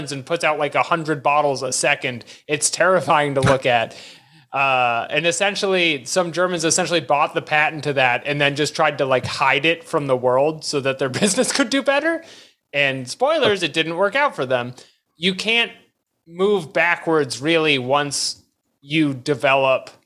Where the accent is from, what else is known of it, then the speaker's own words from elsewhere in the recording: United States; As an American in 2022